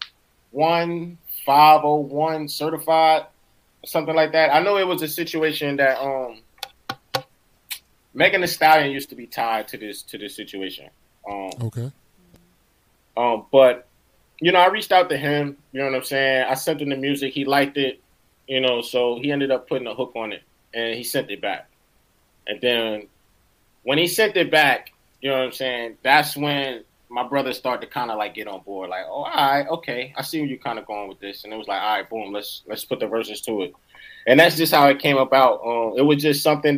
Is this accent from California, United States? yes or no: no; East Orange, New Jersey, United States; That's where I'm from. Yeah, from East Orange